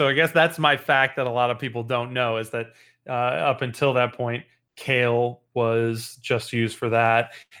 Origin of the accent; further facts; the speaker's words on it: Chicago, Illinois, United States; I'm from Chicago, Illinois.